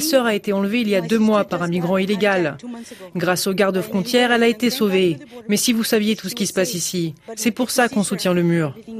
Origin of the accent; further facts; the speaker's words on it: Laredo, Texas, United States; j'ai grandi ici à Laredo